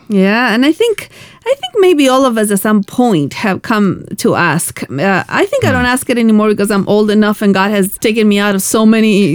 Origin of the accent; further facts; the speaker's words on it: Argentina; moved away; I come from Argentina where we. Um, we had really difficult political times uh-huh. uh, when I was growing up